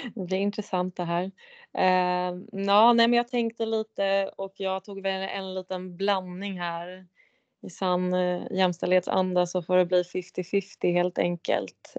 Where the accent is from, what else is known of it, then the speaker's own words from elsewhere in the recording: Järfälla, Stockholm County, Sweden; jag är ju från Järfälla